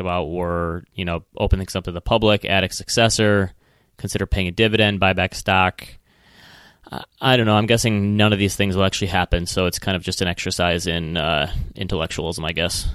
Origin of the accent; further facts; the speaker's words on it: Midwest, United States; accent: Midwestern; my Midwestern accent